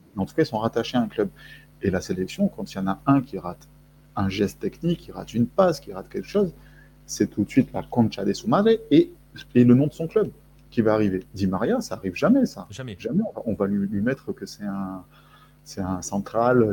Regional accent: France; also born or lived in Argentina; je, suis français, j'ai une carte d'identité

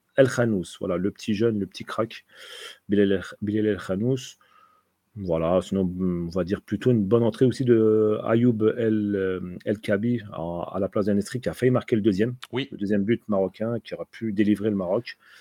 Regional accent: Tunisia; je suis tunisien

